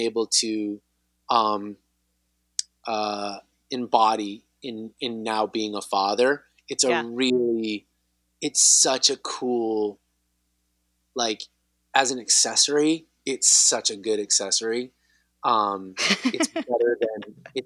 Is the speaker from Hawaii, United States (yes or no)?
no; Southern California, United States; I grew up here in Southern California.